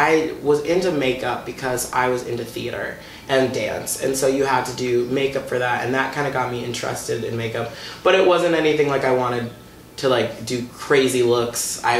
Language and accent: English; Watertown, Massachusetts, United States; born or raised there